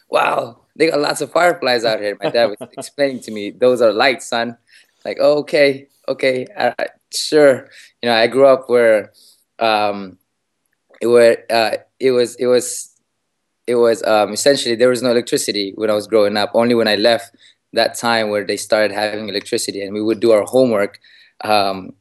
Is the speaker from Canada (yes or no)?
no; Philippines; moved away; I was born in the Philippines, in a province in the Philippines, away from the streets.